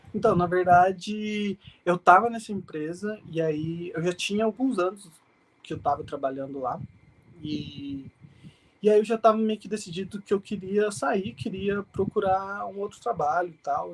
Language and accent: Portuguese; Mogi das Cruzes, São Paulo, Brazil; nasci na capital e fui criado basicamente em Mogi mesmo.